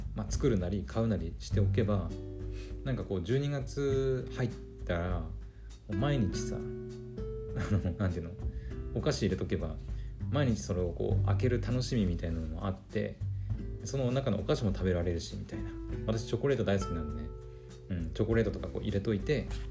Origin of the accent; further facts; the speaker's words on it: Aomori, Japan; 青森県もその海に囲まれてるもんですからえっ、ー、となんと丸々市場とかっていうのが結構あるんですよね私の地元にも